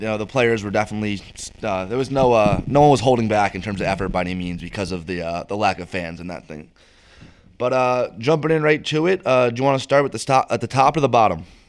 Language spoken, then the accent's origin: English; United States